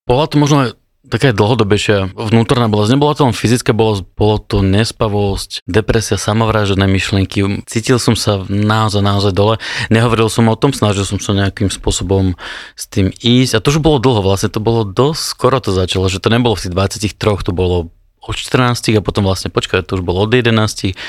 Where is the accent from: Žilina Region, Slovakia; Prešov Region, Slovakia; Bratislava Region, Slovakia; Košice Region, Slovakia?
Žilina Region, Slovakia; Rosina; som vyrastal v, v Rosine, pri Žilvine